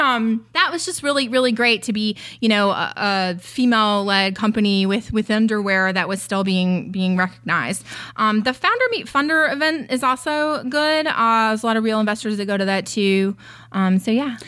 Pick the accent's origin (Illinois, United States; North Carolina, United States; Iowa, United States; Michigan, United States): North Carolina, United States; moved away as an adult; also born or lived in San Francisco / New York City; now in Los Angeles, United States; I'm a Southern girl. I was born and raised in North Carolina.